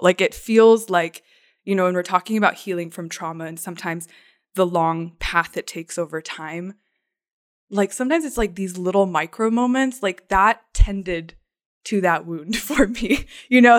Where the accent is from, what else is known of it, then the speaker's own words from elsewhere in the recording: Phoenix, Arizona, United States; I grew up in, like, East Valley, Phoenix